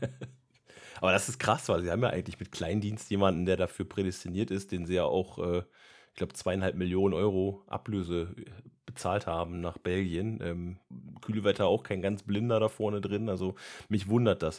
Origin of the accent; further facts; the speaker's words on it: Lower Saxony, Germany; als Niedersachse